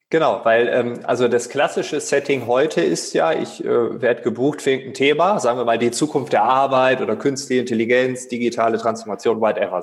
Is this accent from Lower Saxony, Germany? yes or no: yes; East Frisia, Lower Saxony, Germany; moved away; in meiner Heimat Ostfriesland